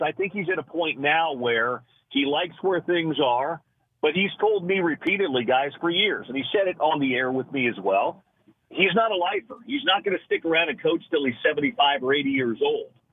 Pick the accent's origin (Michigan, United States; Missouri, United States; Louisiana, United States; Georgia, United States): Missouri, United States; Kansas City; moved away as an adult; now in Salt Lake City, United States; I grew up in the Midwest in Kansas City, but I've been in Salt Lake City for 21 years